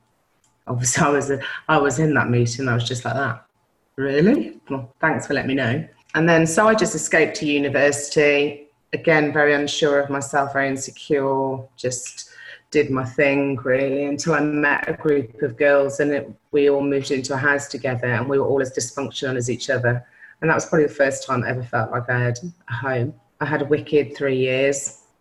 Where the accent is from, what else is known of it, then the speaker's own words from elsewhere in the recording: Newcastle, North East England, United Kingdom; also born or lived in Belgium; So I was born in Belgium, army parents. So I spent first 8 years of my life abroad, moved to Newcastle, where all my family are Geordies, and lived with my mum and dad and my brother.